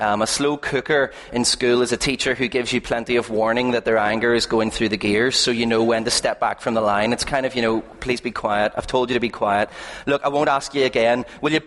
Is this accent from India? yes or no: no; Belfast, Northern Ireland, United Kingdom; We are from East Belfast. We live over near the Braniel at the top of the Castlereagh Road